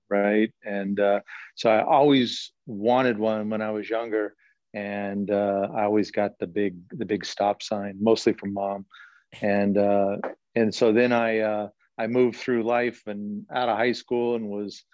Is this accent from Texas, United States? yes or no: no; Southern California, United States; moved away as an adult; also born or lived in Buffalo, New York; now in Rancho Cucamonga, United States; Born and raised in SoCal